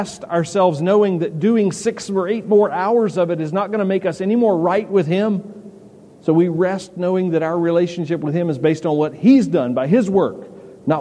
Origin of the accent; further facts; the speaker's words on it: the South, United States; we grew up in the South